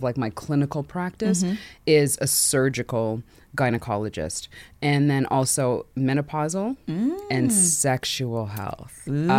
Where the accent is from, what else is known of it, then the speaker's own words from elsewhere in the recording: Canada; I'm Canadian. First things first, yes, everyone, take a gasp.